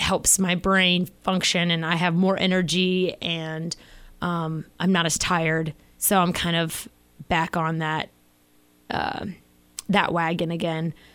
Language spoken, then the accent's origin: English; Florida, United States; growing up in Florida, uh, water was always, like, our main thing.